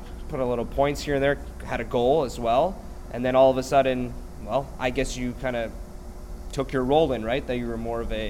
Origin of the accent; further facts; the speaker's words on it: Ottawa, Ontario, Canada; moved away; I'm from Ottawa